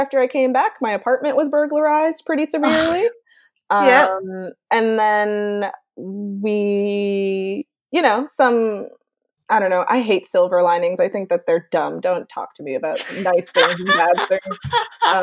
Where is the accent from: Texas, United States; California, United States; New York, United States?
New York, United States; New York City; I'm from Brooklyn